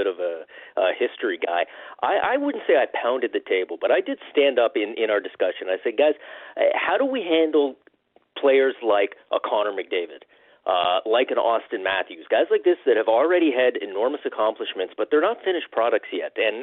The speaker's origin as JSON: {"language": "English", "country": "Canada", "said": "being Canadian"}